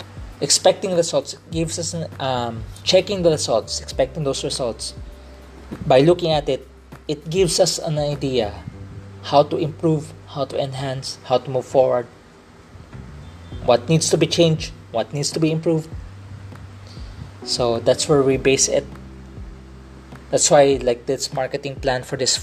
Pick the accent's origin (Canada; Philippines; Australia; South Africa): Philippines; I'm a Filipino. I'm a Filipino of Chinese descent